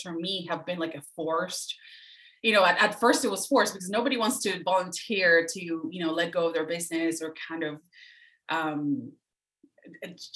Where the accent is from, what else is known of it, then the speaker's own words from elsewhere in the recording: Venezuela; moved away; I'm from Venezuela, originally was born and raised